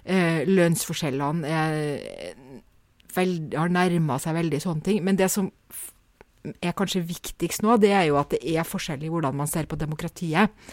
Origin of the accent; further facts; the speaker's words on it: Norway; som nordmann